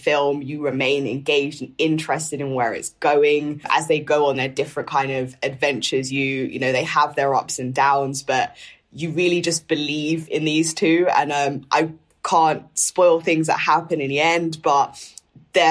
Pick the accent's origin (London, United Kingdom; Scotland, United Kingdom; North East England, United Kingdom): London, United Kingdom; growing up in North London